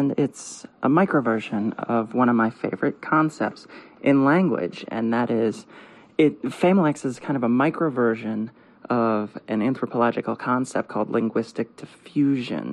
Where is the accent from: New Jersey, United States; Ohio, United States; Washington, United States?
Ohio, United States; I'm also from Ohio